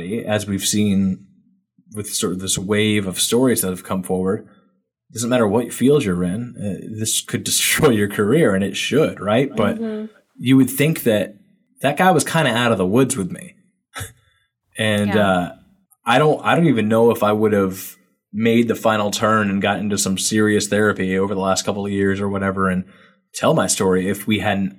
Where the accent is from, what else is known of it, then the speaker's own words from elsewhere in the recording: New England, United States; I'm from New England. And, you know, grew up a Boston Red Sox fan like everybody else is forced to when they're from New England